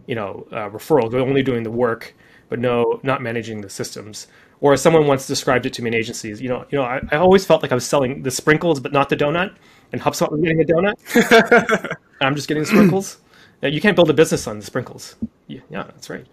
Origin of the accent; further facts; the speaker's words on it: Canada; I'm Canadian too